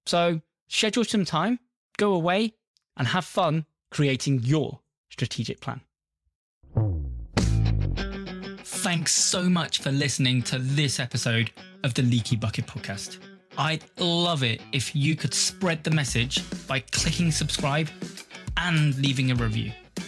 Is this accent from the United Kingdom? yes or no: yes; United Kingdom; I'm British. Essentially, most of the time, we're going out to a British audience.